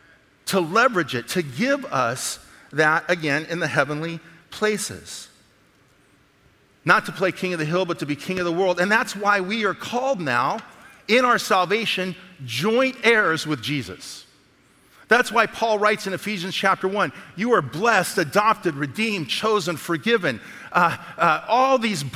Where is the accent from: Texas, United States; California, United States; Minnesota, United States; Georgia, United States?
California, United States; Alameda; moved away; also born or lived in the South (US); I grew up in San Francisco, actually, in Alameda in the Bay